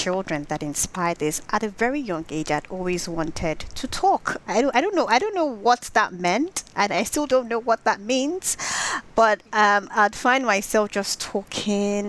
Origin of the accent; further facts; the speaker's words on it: Nigeria; growing up in Nigeria